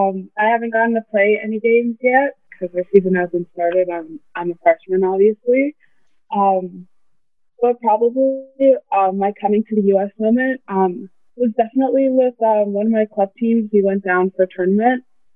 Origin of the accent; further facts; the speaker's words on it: Canada; even though I'm from Canada and you're from the U.S. and you guys are presumed to be better at basketball